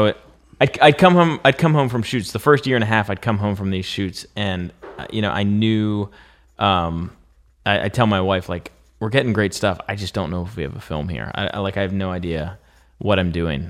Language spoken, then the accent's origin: English; Pennsylvania, United States; I'm from Pennsylvania